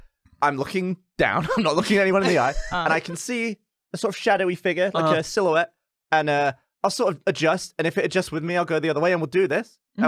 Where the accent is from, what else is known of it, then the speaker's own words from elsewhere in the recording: England, United Kingdom; moved away as an adult; now in United States; having grown up in a small English town